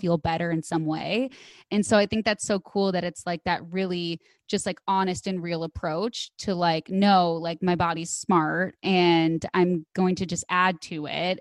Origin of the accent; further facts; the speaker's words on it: Midwest, United States; I grew up in the Midwest